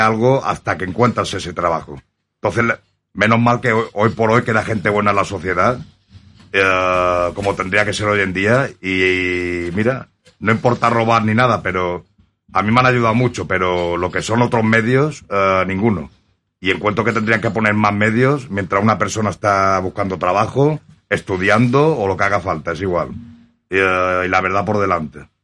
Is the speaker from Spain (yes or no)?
yes; Mallorca, Balearic Islands, Spain; siendo de aquí. Y soy mallorquín